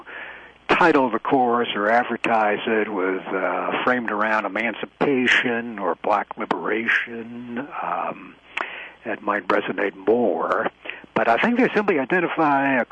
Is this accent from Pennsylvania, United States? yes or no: yes; northeastern Pennsylvania, United States; moved away as an adult; now in North Carolina, United States; I'm a product of the coal country of northeastern Pennsylvania